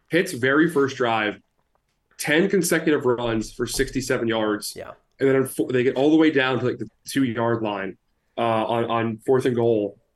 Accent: Pittsburgh, Pennsylvania, United States; I grew up in Pittsburgh.

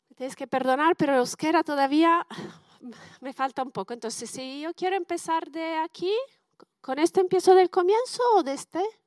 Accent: Bologna, Emilia-Romagna, Italy; accent: Italian; Spanish is a second language; moved away as an adult; also born or lived in Canada / Germany / Switzerland / United States; now in San Sebastián, Spain; he estudiado en Bolonia, que es mi ciudad natal

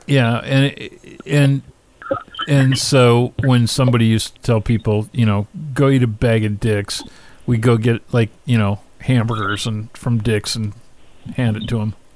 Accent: Pacific Northwest, United States; I grew up. I grew up in the Pacific Northwest

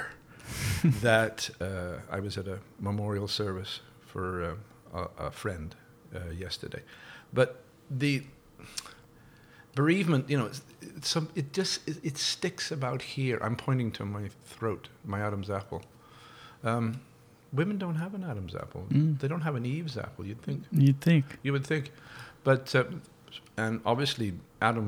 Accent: Woodford Green, London, United Kingdom; accent: Cockney; moved away as an adult; now in Ottawa, Canada; I was born in Woodford Green, Essex, which is within the sound of Bow Bells, which means technically I'm a Cockney.

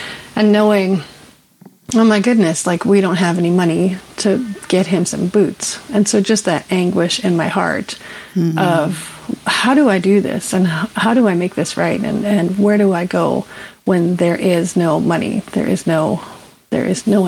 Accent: Canada; I'm from the beautiful village of Nutley Watten

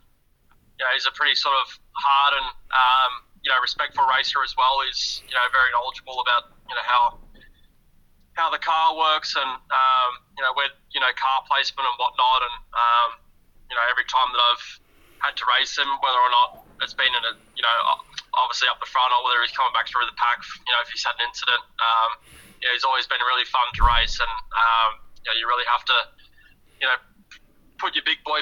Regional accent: Perth, Western Australia, Australia; moved away; Going home to my, my hometown, and as you would say, being born and raised in Perth, Western Australia

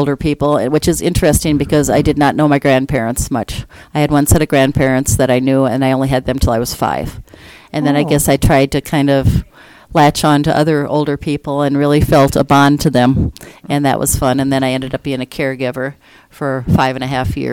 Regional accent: Minnesota, United States; moved away as an adult; also born or lived in Sioux Falls, South Dakota; now in Colorado, United States; I grew up in a small town, south central Minnesota

